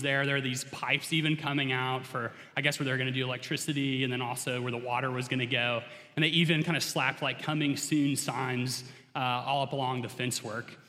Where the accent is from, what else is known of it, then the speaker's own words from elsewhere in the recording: suburb of Atlanta, Georgia, United States; accent: southern; moved away; I have a bit of a southern accent. Especially comes out if I really try and slow down and pronounce my words. And that's because I grew up in Georgia, right outside of Atlanta in a little suburb there